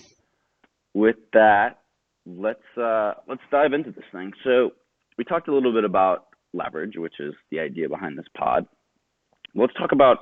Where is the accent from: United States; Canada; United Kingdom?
United States; Pelham, New York; I grew up outside New York City in a small town called Pelham